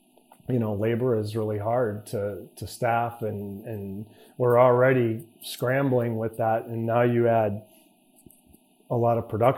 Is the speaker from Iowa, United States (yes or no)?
yes; Iowa, United States; moved away as an adult; now in Dallas, United States; I grew up in the state of Iowa. I grew up in a farming community, north central part of the state.